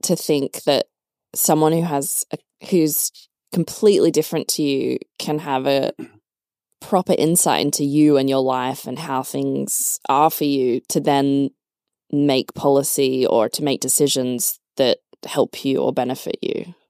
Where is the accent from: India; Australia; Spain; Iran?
Australia; moved away as an adult; now in Berlin, Germany; I'm from Australia, so, you know, great life, high standard of living